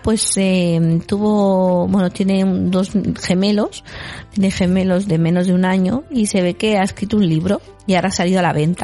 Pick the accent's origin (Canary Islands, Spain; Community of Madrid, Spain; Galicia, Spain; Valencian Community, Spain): Galicia, Spain; moved away; yo en mi pueblo, en Galicia